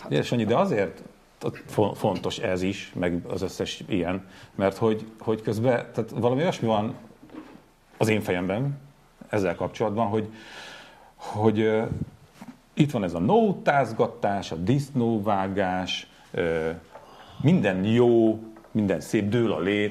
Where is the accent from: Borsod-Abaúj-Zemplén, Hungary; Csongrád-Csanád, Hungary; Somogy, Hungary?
Borsod-Abaúj-Zemplén, Hungary; also born or lived in Zugló, Budapest; egyszerű, de szerethető zemplégi honfitársaim, köztük én magam is